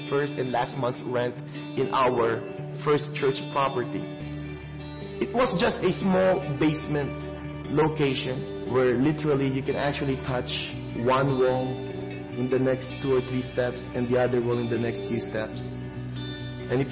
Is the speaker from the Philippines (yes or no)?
yes; Manila, Metro Manila, Philippines; moved away as an adult; now in Richmond Hill; I was born in Tondo, Manila, Philippines.